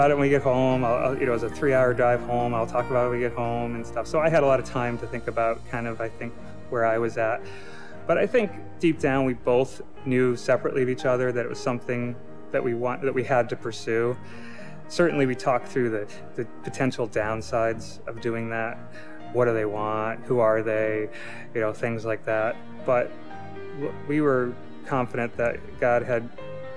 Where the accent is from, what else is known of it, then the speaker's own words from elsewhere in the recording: Centerville, Massachusetts, United States; I'm from Centerville. I grew up on Cape Cod most of my life. I moved to Cape when I was 8 years old.